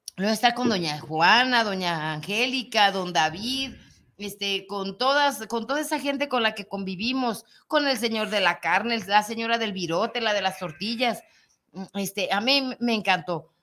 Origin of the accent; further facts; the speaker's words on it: Mexico; nosotros nos tocó ser mexicanos